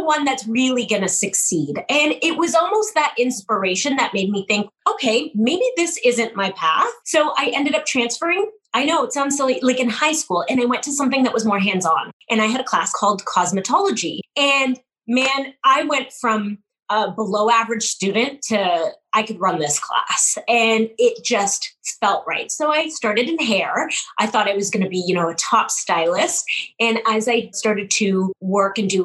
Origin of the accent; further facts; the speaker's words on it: Canada; I'm a Canadian through and through, born and raised